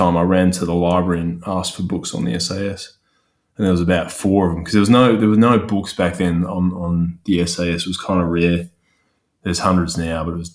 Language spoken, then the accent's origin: English; Geraldton, Western Australia, Australia; also born or lived in Newman, Western Australia / Perth; I was born in Newman, where my parents were working the mine up north, Tanine Ore Mine. And then later on, we moved to another regional town on the coast, which is called Geraldton